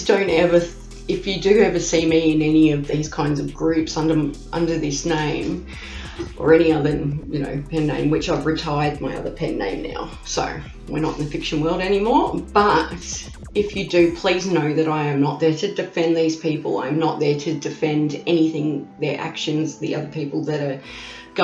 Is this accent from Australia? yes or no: yes; Australia; accent: Bogan; I am an Aussie. You can hear that Aussie accent. I have what they call the Bogan accent